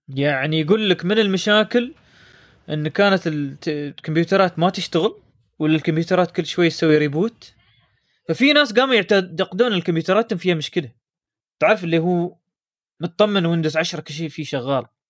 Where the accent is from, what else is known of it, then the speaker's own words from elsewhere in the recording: United Arab Emirates; نحن عندنا في الامارات